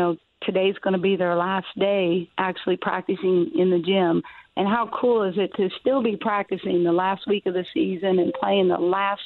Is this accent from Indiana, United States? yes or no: yes; Harrison County, Indiana, United States; I grew up in Harrison County